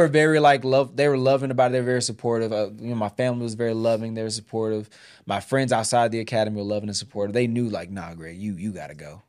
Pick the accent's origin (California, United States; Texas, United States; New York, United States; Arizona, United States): Texas, United States; Houston; moved away as an adult; now in Georgia, United States; we both are homegrown Texans. I'm Houston.